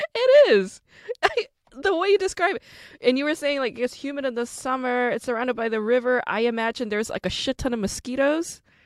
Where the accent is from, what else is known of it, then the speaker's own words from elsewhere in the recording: South Korea; now in United States; I'm Korean American, but I was born in Korea. So I'm also an immigrant.